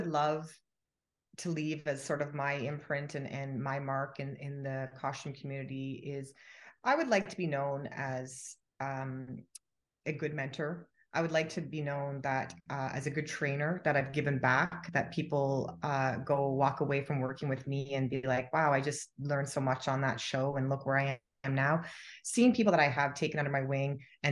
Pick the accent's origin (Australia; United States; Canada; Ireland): Canada; to come to the US as a Canadian